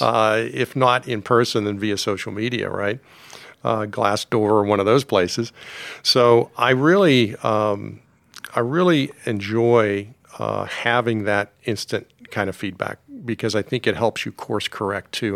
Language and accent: English; Pittsburgh, Pennsylvania, United States; also born or lived in Washington, D.C.; I grew up mostly in Pittsburgh, lived in Washington, D C at various times in my life when I was a really young guy, and, um, and then, uh, high school and formative years were in Pittsburgh